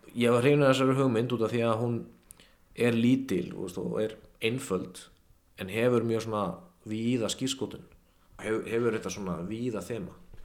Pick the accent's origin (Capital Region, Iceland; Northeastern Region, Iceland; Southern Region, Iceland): Capital Region, Iceland; Kópavogur; ég kem í MH úr Kópaunum